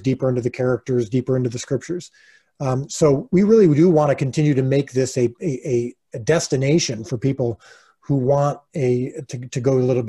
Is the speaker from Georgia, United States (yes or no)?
no; Illinois, United States; We're currently living in Illinois, which is my hometown, which I grew up in, which I love